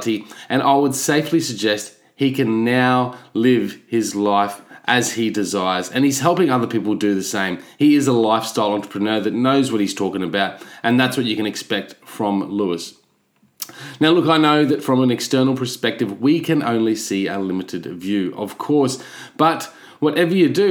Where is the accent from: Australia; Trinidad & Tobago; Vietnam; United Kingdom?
Australia; as an Aussie